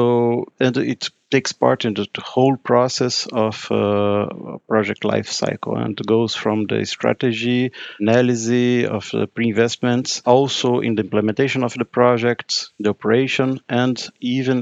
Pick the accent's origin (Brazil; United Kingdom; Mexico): Brazil; moved away as an adult; now in Brussels, Belgium; I'm Brazilian. I came from Brazil. I actually live in Brussels now, working here since 2016.